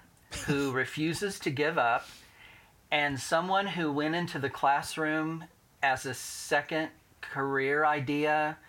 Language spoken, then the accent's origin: English; Indianapolis, Indiana, United States; Indianapolis, yes. In a very small, close-knit family. We actually lived downtown when I was little. And then my parents moved to the west side, the mean streets of Speedway.